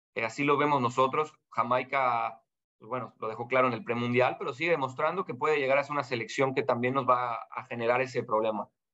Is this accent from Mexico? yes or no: yes; Mexico; moved away as an adult; now in Panama; como mexicano